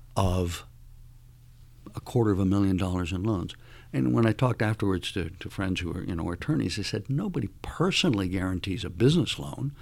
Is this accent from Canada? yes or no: no; Cuba; moved away; also born or lived in Miami; I would be born in Cuba, which I was.